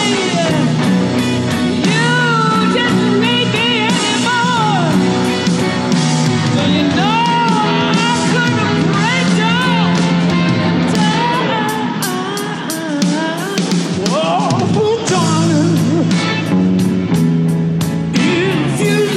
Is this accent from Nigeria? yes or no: no; United Kingdom; as a Brit